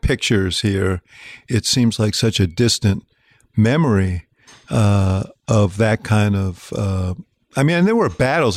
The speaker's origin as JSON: {"language": "English", "region": "New York", "country": "United States", "tie": "born or raised there", "said": "I was growing up in New York"}